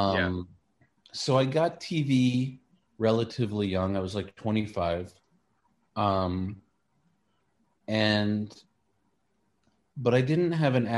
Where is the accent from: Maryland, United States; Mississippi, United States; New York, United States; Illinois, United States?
New York, United States; New York City; moved away as an adult; now in Los Angeles, United States; I'm from Queens, born and raised.